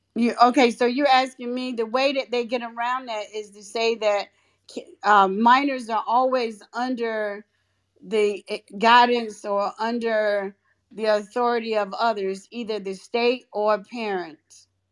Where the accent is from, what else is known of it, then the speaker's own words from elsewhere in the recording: North Carolina, United States; I'm from North Carolina